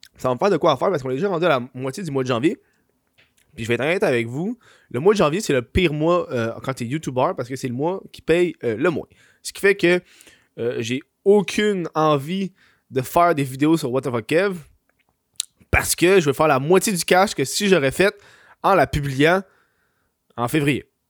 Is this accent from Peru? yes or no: no; Quebec, Canada; je suis une honte pour le Québec